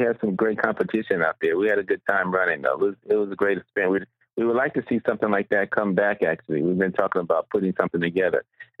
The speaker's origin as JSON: {"language": "English", "town": "Inglewood", "region": "California", "country": "United States", "tie": "born or raised there", "said": "Yeah, I'm from Inglewood."}